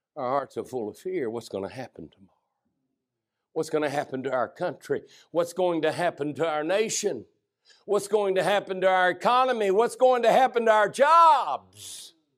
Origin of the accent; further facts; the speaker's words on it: United States; growing up in the America I've grown up